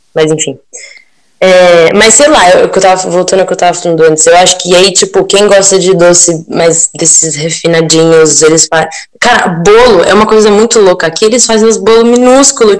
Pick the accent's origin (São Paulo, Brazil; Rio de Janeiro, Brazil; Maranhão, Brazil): São Paulo, Brazil; now in Turin, Italy